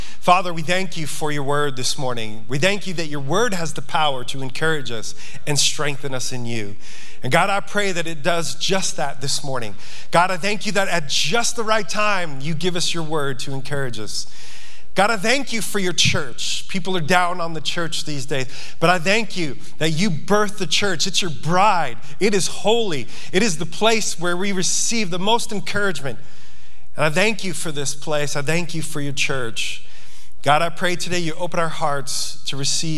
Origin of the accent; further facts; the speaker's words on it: Yonkers, New York, United States; I'm from New York. I'm from Yonkers, just outside the Bronx